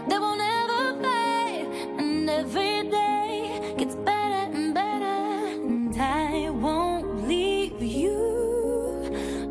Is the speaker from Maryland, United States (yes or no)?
no; North Carolina, United States; I'm from North Carolina